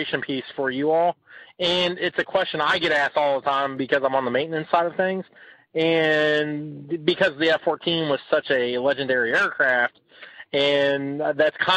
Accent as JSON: {"language": "English", "town": "Williamstown", "region": "Kentucky", "country": "United States", "said": "I'm from Williamstown, Kentucky"}